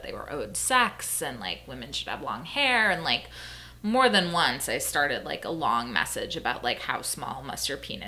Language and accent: English; Minnesota, United States; I grew up in Minnesota